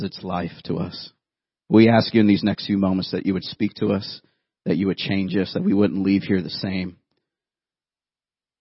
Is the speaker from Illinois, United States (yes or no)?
no; Youngstown, Ohio, United States; 10 years old, I grew up in Youngstown, Ohio